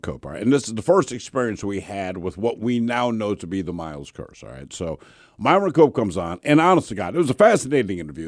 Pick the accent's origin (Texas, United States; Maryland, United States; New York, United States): Maryland, United States; Baltimore; I'm from Baltimore